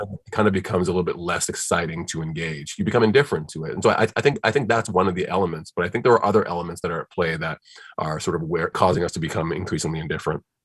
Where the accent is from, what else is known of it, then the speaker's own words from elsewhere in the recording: Nigeria; moved away; I'm from Nigeria originally, and it's a very spiritual spiritual place